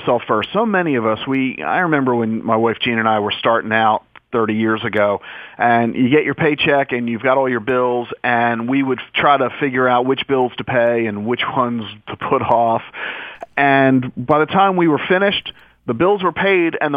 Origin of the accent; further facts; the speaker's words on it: United States; being an American